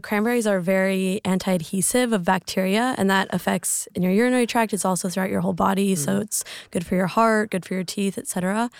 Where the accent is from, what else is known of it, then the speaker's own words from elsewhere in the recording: Lake Tahoe, California, United States; moved away as an adult; also born or lived in Switzerland; now in Sydney, Australia; I'm from Lake Tahoe, California. Um, born and raised